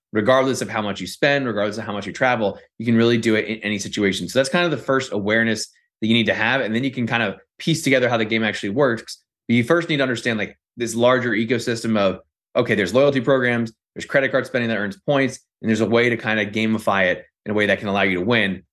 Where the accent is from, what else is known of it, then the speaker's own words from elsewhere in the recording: Northern Virginia, United States; I'm from Northern Virginia